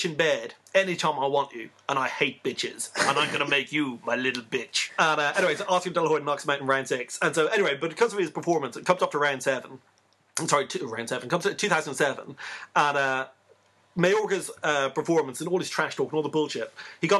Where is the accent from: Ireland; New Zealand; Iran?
Ireland; accent: Irish; my Irish accent